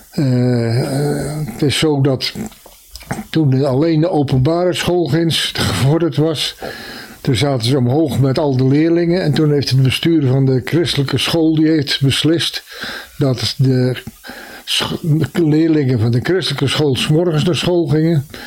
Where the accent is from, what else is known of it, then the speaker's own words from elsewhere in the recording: Dubbeldam, South Holland, Netherlands; Nee, ik heb aan de Vissersdijk gewoond. En ik ben geboren in de Jaslaan.